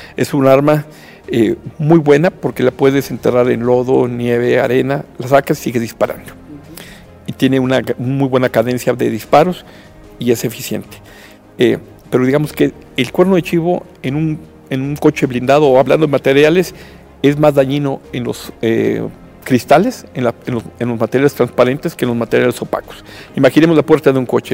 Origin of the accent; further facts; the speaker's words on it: Mexico; como mexicano